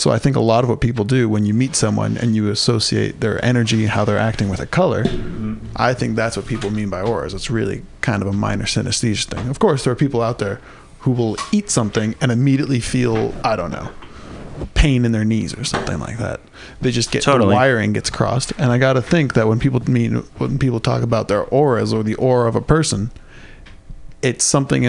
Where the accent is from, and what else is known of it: San Diego, California, United States; born or raised there